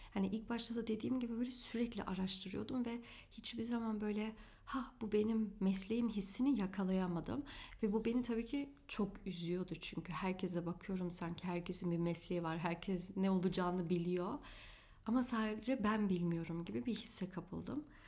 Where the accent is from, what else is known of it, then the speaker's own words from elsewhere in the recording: Afyonkarahisar, Turkey; also born or lived in Hanover, Germany; 9 yaşında Hanöfer'den Türkiye'ye taşındık Afyonkarahisar'a.